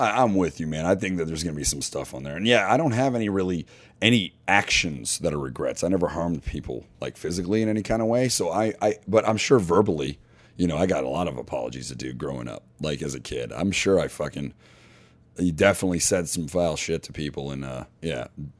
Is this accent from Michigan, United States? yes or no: yes; Detroit, Michigan, United States; I tell you all these hoes, I'm from Detroit.